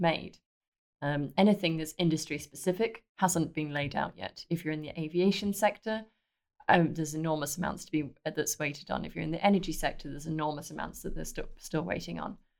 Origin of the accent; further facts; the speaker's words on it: United Kingdom; accent: British; moved away as an adult; now in Belgium; from the accent, I'm British